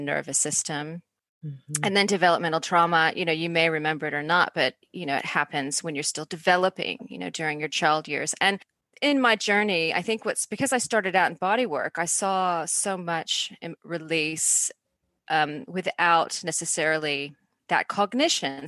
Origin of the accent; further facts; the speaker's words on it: Atlanta, Georgia, United States; moved away as an adult; now in Australia; Well, I'm in Australia, although I grew up in Atlanta